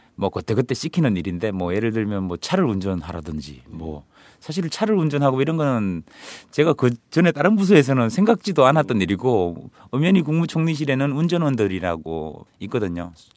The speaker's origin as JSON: {"language": "Korean", "town": "Mungyeong", "region": "North Gyeongsang", "country": "South Korea", "tie": "born or raised there", "moved": "yes", "said": "제가 아무래도 경북 문경 출신이다"}